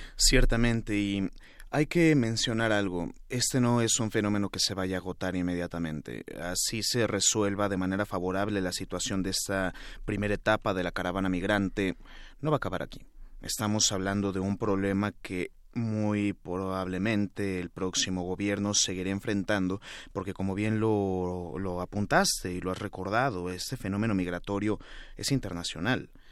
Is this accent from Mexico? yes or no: yes; Mexico